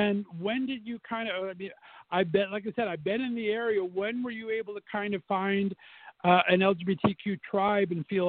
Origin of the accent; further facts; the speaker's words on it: California, United States; now in Ohio, United States; I'm from California originally, in a transplant here